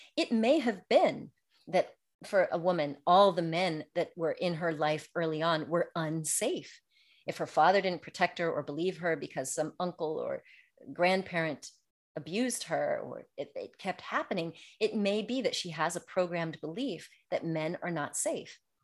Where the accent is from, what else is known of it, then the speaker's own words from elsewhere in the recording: United States; moved away as an adult; now in France; growing up in America